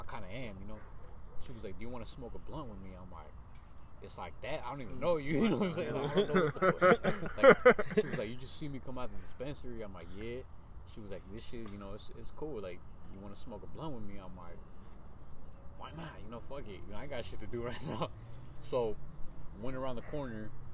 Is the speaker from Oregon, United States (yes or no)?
yes; Portland, Oregon, United States; I'm from Southeast Portland, right there on 125th and Division